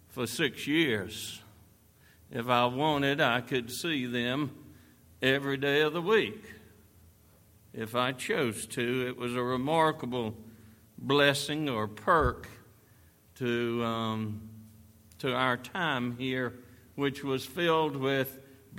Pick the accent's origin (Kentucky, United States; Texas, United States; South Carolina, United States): South Carolina, United States; York; I was born and raised over in York